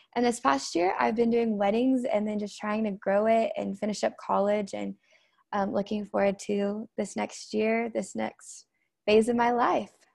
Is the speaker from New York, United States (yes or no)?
no; Tulsa, Oklahoma, United States; I'm from Tulsa, Oklahoma